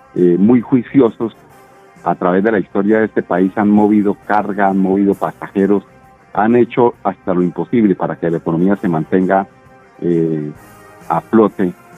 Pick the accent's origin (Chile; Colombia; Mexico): Colombia; De bobos, que somos los colombianos